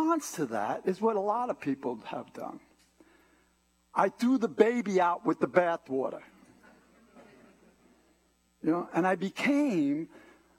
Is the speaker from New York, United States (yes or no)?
yes; New York City, New York, United States; Born and raised in New York City. You can tell by the way I talk.